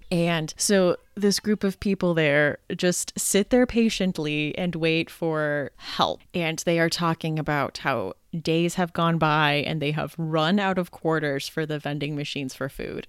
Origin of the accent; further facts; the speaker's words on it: United States; now in Pittsburgh, United States; I am actually American. I live in Pittsburgh, so not Canadian